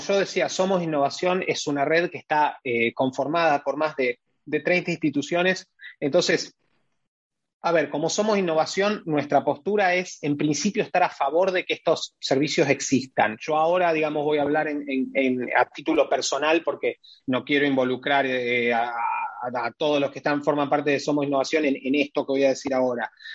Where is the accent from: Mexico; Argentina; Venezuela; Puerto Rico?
Argentina; Rosario, Santa Fe; mi ciudad, Rosario